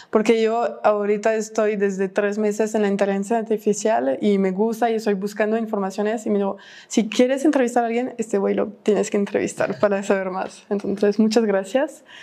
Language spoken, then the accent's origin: Spanish; León, Guanajuato, Mexico; Sí, nací y crecí en León. Sí, en León.